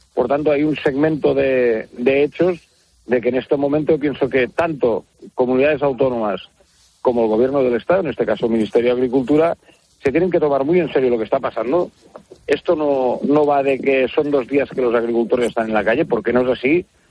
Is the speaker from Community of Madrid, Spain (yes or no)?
no; Lleida, Catalonia, Spain; yo soy de Lleida